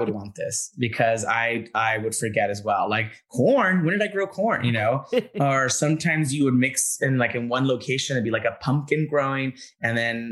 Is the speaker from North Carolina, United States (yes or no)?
no; Southern California, United States; I grew up in SoCal